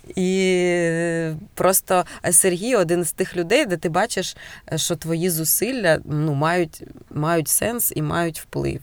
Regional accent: Cherkasy, Cherkasy Oblast, Ukraine; now in Heronymivka, Ukraine; я народилася в Черкасах

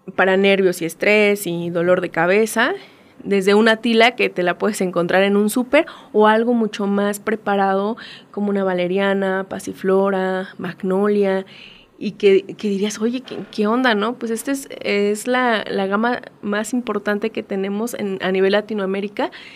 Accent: Mexico; como mexicanos, eh, como latinoamericanos

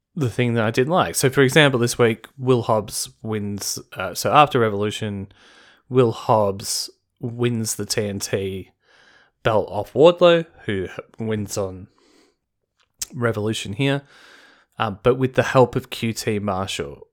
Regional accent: Australia; as an Australian

